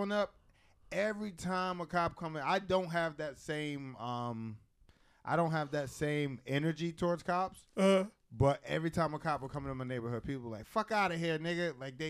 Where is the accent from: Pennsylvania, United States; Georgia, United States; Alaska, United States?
Pennsylvania, United States; Philadelphia; now in New York, United States; I'm from Philly